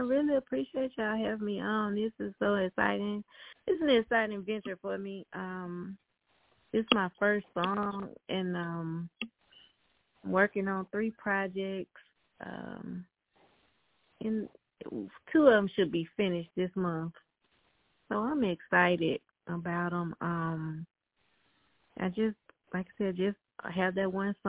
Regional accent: Selma, Alabama, United States; moved away; I'm from this small town, Alabama, called Selma

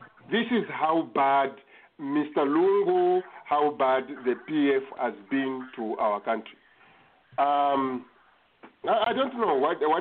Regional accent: North-Western Province, Zambia; I come from Northwestern Province, a very rich

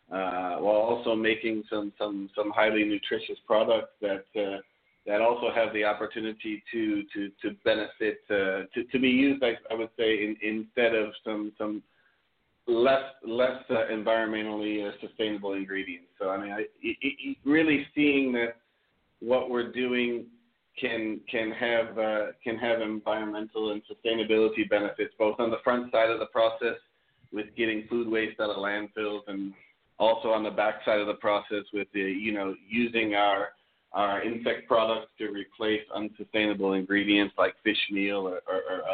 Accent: Ohio, United States; moved away; I'm from Ohio in the U.S.

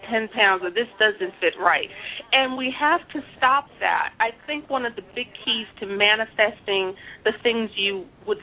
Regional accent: New York City, New York, United States; I was born and raised in the Bronx

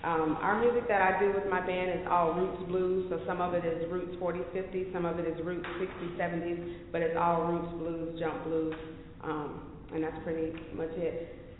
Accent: Florida, United States; also born or lived in Austin; now in Dallas, United States; I'm originally from Florida, but I've been in Texas for forever, so I'm a native of Austin is what I say. So Austin, but I've been in Dallas for like 3-4 years now.

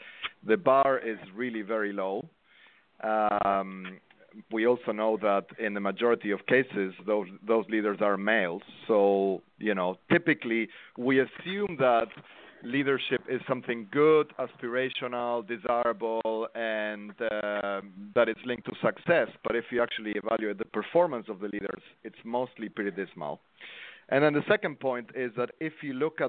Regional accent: Argentina; moved away; I'm from Argentina

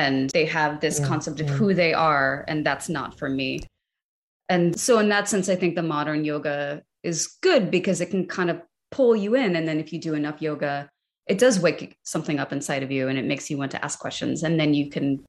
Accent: United States; as an American

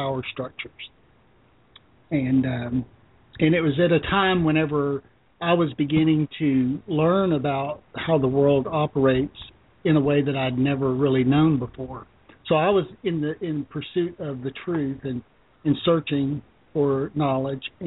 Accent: Arkansas, United States; also born or lived in Memphis, Tennessee; Yeah, I was born in Memphis, but I grew up in Arkansas most of my life.

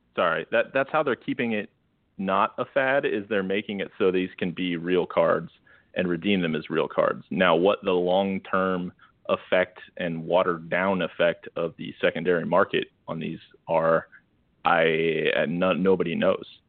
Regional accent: northern Iowa, United States; moved away; I was from from Northern Iowa all northern Iowa, not quite Minnesota, but close.

